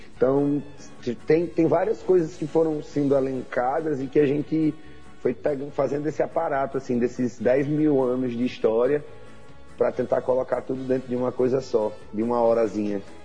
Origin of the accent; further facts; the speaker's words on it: Mossoró, Rio Grande do Norte, Brazil; now in Natal, Brazil; eu sou de Mossoró. Eu nasci no Oeste Potiguar. Sou de Mossoró. E moro aqui em Natal